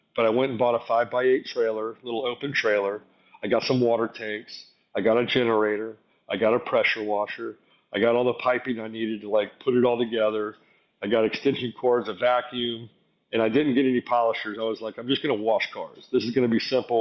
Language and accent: English; South Florida, United States; moved away as an adult; now in Atlanta, United States; we moved to South Florida as a child, and I grew up in distressed neighborhoods.